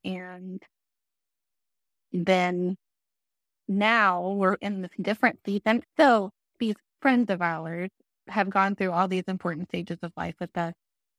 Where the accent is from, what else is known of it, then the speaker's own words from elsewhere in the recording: Broken Arrow, Oklahoma, United States; So I grew up in Broken Arrow. My parents still live in the same house that I grew up in, a couple miles from us, and lived there my whole life.